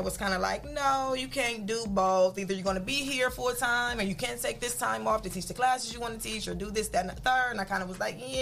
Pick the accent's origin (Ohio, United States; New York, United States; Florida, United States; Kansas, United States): Ohio, United States; Toledo; also born or lived in Colorado Springs, Colorado; Toledo, Ohio. Yeah. Grew up on the south side of Toledo.